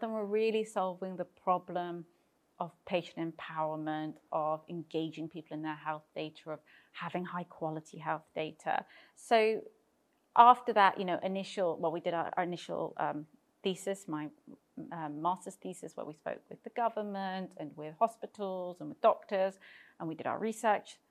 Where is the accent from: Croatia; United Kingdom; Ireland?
United Kingdom; moved away as an adult; also born or lived in London; now in Cyprus; I am British and moved to Cyprus a number of years ago